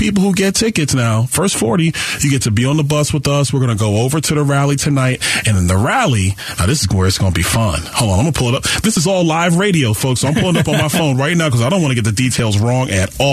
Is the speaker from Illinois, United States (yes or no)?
no; New York City, New York, United States; I grew up in Brooklyn, New York